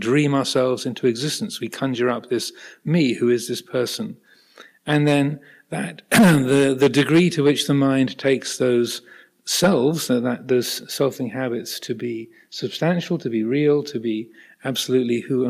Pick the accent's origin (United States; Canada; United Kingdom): United Kingdom; I'm British. I have a British passport and American passport. I have dual nationality.